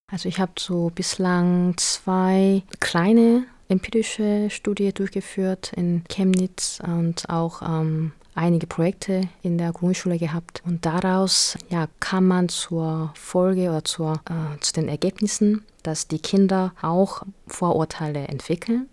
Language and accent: German; South Korea; German is a second language; moved away as an adult; now in Germany; in meiner Heimat sozusagen, wo ich geboren bin und aufgewachsen bin, da waren nur Koreaner